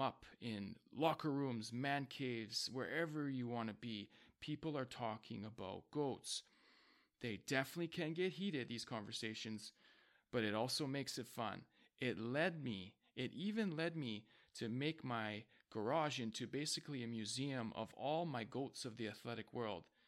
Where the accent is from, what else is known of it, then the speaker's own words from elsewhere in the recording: Vancouver, British Columbia, Canada; I am from Vancouver, B C